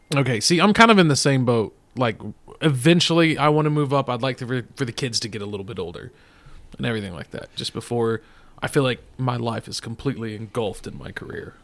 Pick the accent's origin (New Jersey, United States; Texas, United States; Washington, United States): Texas, United States; we're from Texas